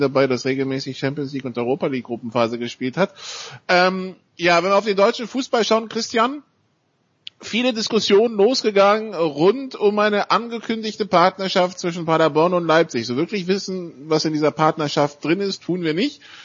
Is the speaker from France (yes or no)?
yes; France; moved away; als Franzose